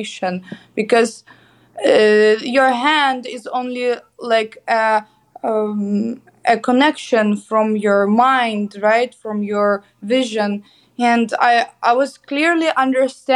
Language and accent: English; Kyiv, Ukraine; I'm an artist from Ukraine, Kyiv. Graduated from the Academy of Arts in Kyiv, Ukraine.